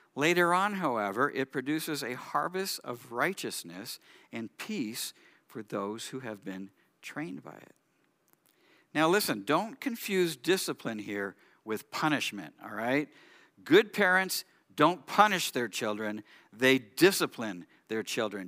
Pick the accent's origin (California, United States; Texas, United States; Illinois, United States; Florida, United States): California, United States; Southern; I grew up in Southern California